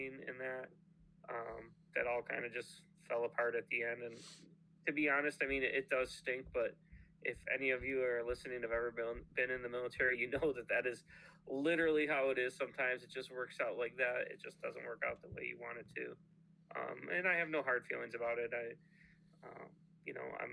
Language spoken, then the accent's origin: English; Buffalo, New York, United States; moved away as an adult; also born or lived in Idaho; now in Delaware, United States; We're from Buffalo, New York.